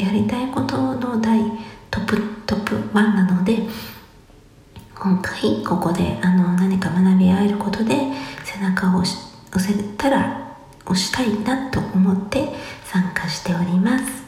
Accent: Musashino, Tokyo, Japan; 生まれ育ちが、東京武蔵野市という

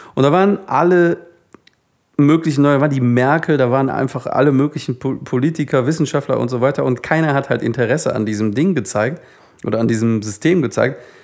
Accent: Solingen, North Rhine-Westphalia, Germany; bei uns in Solingen, wo ich aufgewachsen bin

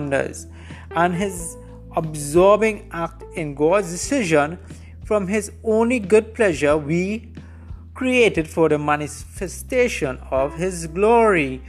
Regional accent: Trinidad & Tobago; I'm situated right now in Trinidad and Tobago. This is my home country.

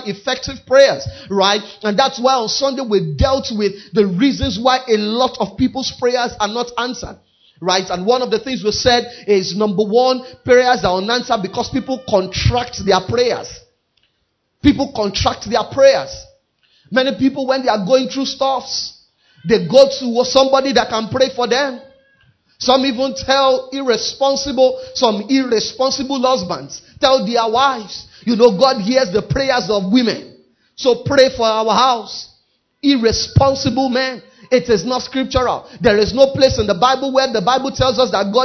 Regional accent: Nigeria; even though I'm a Nigerian, I'm first a kingdom citizen. I may be in Nigeria

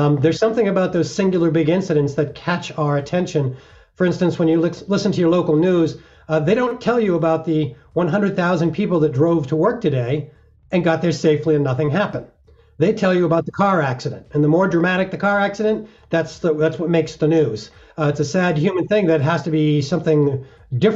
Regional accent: Massachusetts, United States; now in Colorado, United States; I was 13 years old in my home state of Massachusetts

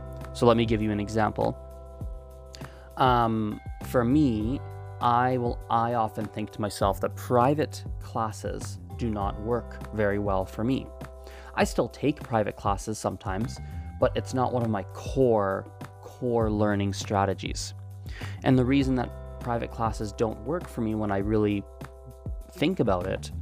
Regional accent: Canada; first language English; I speak it because I grew up in Canada, and so it's my native language, I suppose, my first language.

